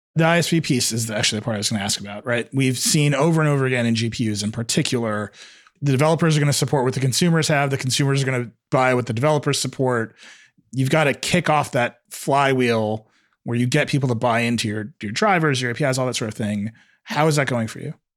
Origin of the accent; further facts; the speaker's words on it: Wisconsin, United States; my home state of Wisconsin